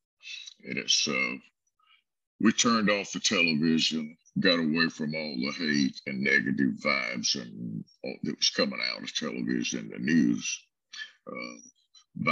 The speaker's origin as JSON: {"language": "English", "region": "South Alabama", "country": "United States", "tie": "born or raised there", "also_born_or_lived": "Brewton, Alabama", "moved": "yes", "lives_now": "Tennessee, United States", "said": "I grew up in South Alabama"}